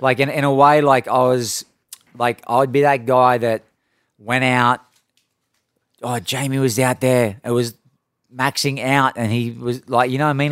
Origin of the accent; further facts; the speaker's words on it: Coffs Harbour, New South Wales, Australia; moved away; when I grew up in Australia